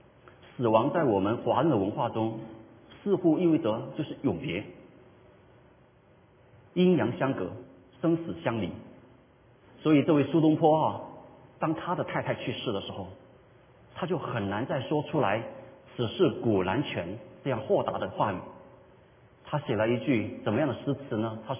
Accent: China; 我们中国人不喜欢谈这个问题。

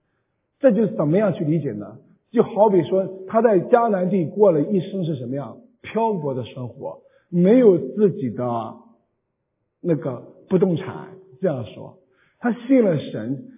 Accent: Qingdao, Shandong, China; now in San Jose, United States; 我会用乡音告诉你说安史山东请东引

